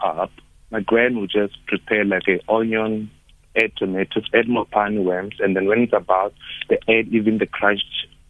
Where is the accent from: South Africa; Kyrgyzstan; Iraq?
South Africa; Venda, Limpopo; now in Cape Town, South Africa; I grew up in Limpopo in Venda.